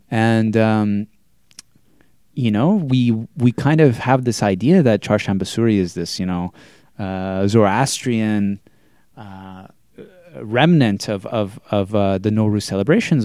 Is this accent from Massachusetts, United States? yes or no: yes; Andover, Massachusetts, United States; I grew up in Andover, Massachusetts